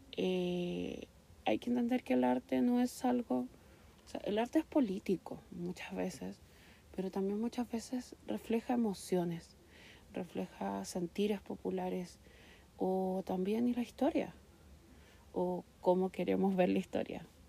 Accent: San Miguel, Santiago Metropolitan Region, Chile; estudié y nací en San Miguel yo

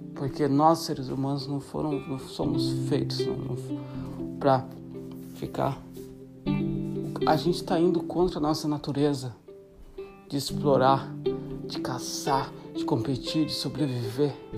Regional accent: Brazil; moved away; amigos no Brasil, na minha cidade natal

